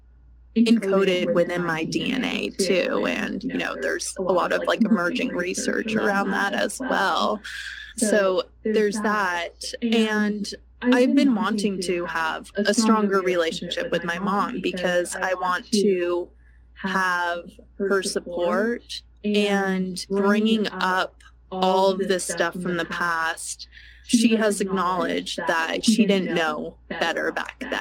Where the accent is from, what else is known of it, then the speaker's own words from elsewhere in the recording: United States; I'm incredibly privileged to be growing up in America